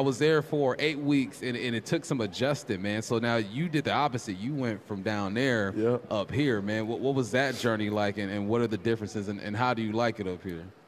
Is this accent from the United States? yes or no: yes; California, United States; I'm from Cali. We from Cali